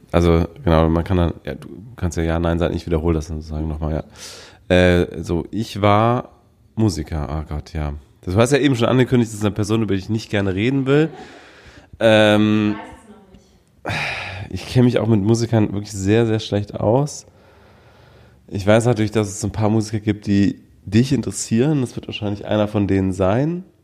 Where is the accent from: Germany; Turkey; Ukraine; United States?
United States; Okay, ich bin kein Deutscher. Ich habe nur kurz überlegt, ob ich vielleicht Österreicher sein könnte, weil du so.